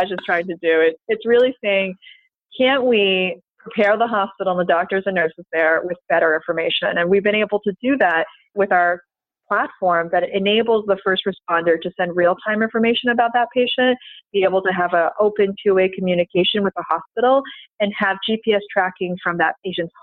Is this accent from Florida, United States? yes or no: yes; Florida, United States; I'm from Florida